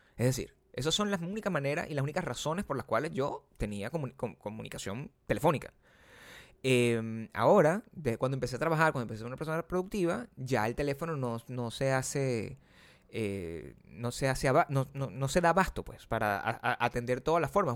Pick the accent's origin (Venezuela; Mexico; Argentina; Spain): Venezuela; moved away; en mi país, uno era venezolano